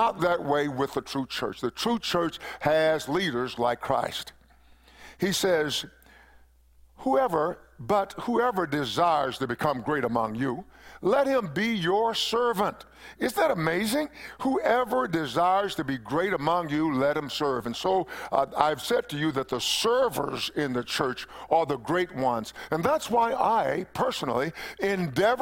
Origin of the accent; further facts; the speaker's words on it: East Texas, United States; When I was a little boy, growing up in East Texas